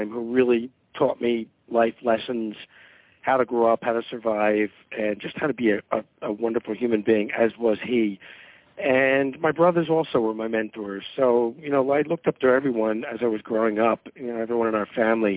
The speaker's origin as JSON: {"language": "English", "town": "Philadelphia", "region": "Pennsylvania", "country": "United States", "tie": "born or raised there", "also_born_or_lived": "Atlanta", "moved": "as an adult", "said": "I grew up in Philadelphia, went to high school there"}